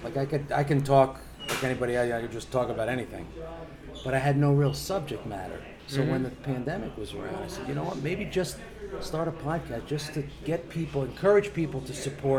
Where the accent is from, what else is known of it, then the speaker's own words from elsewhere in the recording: Milan, Lombardy, Italy; born there; English is a second language; Originally, I was born in Milano. Io da Milano. Mio padre da Sicilia, Santa Croce.